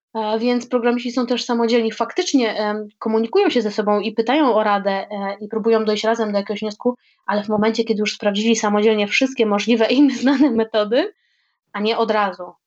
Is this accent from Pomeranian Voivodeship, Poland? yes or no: no; Krosno, Subcarpathian Voivodeship, Poland; moved away as an adult; now in Warsaw, Poland; z mojego rodzinnego miasta Krosna